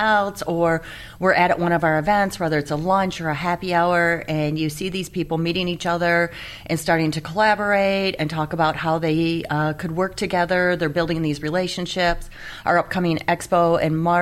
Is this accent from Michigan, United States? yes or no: yes; Michigan, United States; moved away; also born or lived in Rockford, Michigan; I moved back to Michigan. I grew up in Michigan